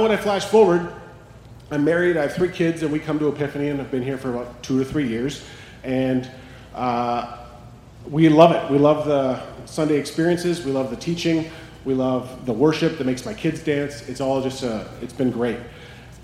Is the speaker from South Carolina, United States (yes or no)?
no; Carlson, Minnesota, United States; born or raised there; also born or lived in St. Paul, Minnesota / Fort Frances, Ontario, Canada